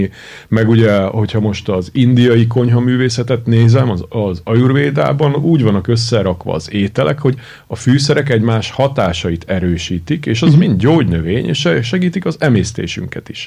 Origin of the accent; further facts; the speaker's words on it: Hungary; Én imádok itt élni, tudod, uh-huh. de attól, hogy magyar vagyok